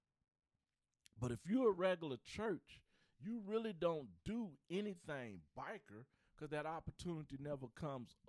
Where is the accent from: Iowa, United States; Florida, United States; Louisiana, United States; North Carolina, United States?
North Carolina, United States; Charlotte; I'm from Charlotte